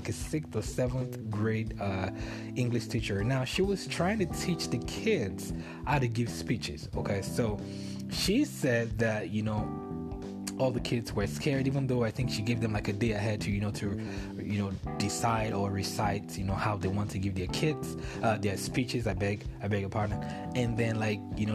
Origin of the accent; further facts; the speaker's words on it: Nigeria; moved away; I'm Nigerian